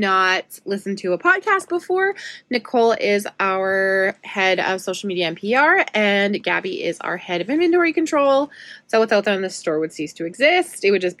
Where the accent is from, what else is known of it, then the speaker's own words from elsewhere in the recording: Saskatoon, Saskatchewan, Canada; I went to Lawson Heights School, which is in the North End. That's where my parents still live by. And then for high school, I went to Marion Graham as well.